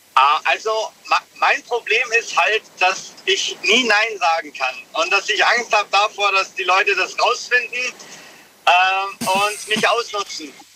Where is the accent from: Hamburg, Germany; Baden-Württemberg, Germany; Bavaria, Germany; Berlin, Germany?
Bavaria, Germany; Munich; ich komme aus München